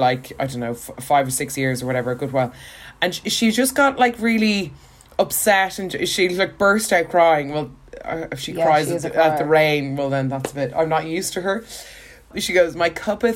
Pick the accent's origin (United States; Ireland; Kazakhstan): Ireland; as Irish people